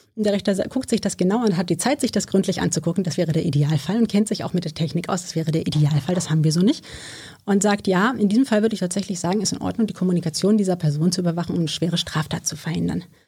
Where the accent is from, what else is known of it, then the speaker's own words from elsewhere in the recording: Wißmar, Hesse, Germany; moved away as an adult; now in Berlin, Germany; ich bin auf dem Dorf aufgewachsen